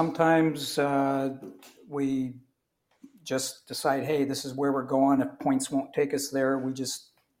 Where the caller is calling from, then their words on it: Mount Pleasant, Michigan, United States; Well, today I'm calling from Mount Pleasant, Michigan.